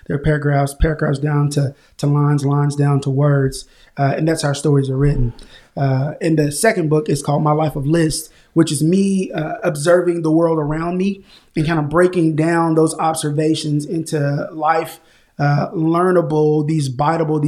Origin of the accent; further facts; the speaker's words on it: Tulsa, Oklahoma, United States; now in Oklahoma City, United States; born and raised in Tulsa, Oklahoma, groomed into a man here in Oklahoma City. Been here for the last 20 years